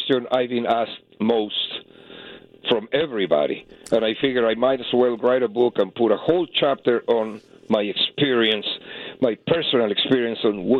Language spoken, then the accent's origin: English; Mexico City, Mexico; moved away as an adult; I'm from Mexico City.